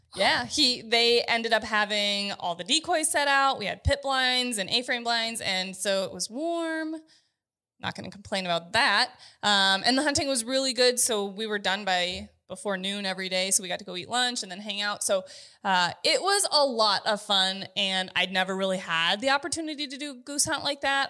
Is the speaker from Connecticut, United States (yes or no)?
no; North Dakota, United States; I grew up in North Dakota, though, so pheasant hunting was something that I got to do quite frequently with my family.